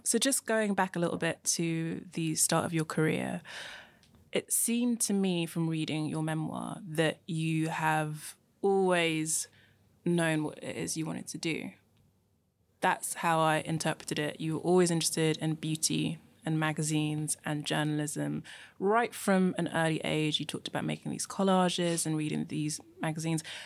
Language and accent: English; London, United Kingdom; also born or lived in Nigeria; I was born in Nigeria and moved to London when I was young.